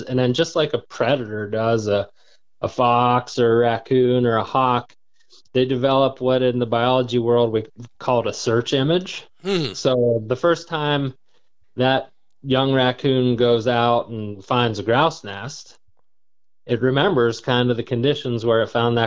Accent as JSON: {"language": "English", "region": "Pennsylvania", "country": "United States", "said": "my home state of Pennsylvania"}